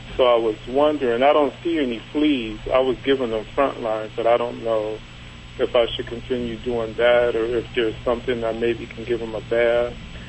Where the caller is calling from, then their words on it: Cleveland, Ohio, United States; Cleveland, Ohio.